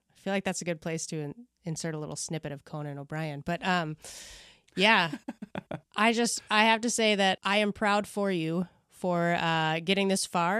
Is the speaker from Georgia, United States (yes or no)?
no; Maryland, United States; accent: Midwestern; I grew up in Maryland